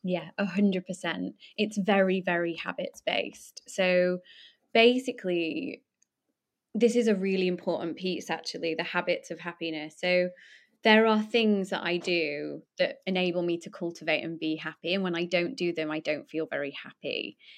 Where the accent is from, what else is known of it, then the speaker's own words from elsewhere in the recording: Poulton-le-Fylde, North West England, United Kingdom; I'm from Lancashire.